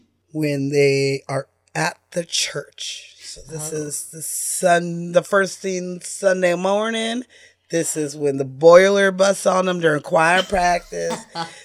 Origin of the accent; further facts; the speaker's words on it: West Coast, United States; But also, I'm from the West Coast, so it was grosser here for a longer time than it was, like, you know, moving towards New York.